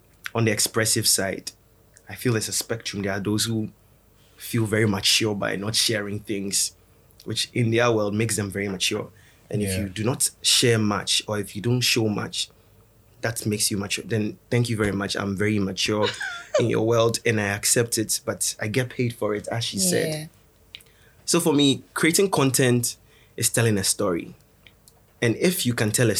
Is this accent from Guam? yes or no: no; Ghana; I come from Komitina